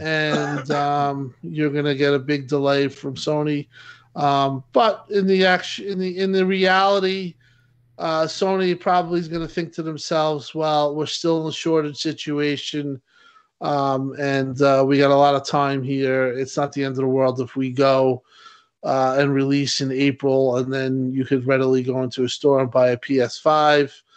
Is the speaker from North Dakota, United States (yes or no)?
no; New York, United States; I'm a New Yorker